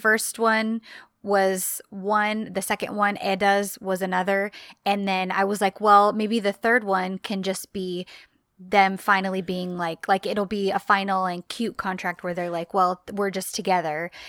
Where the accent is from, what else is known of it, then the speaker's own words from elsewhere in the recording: United States; I am am-, American, that's what I grew up